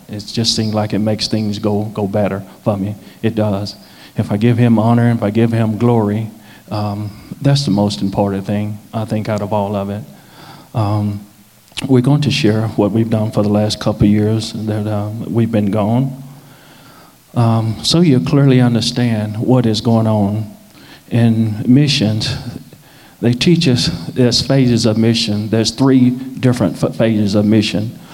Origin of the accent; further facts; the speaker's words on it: Nashville, Tennessee, United States; moved away as an adult; now in South Sudan; I'm from Nashville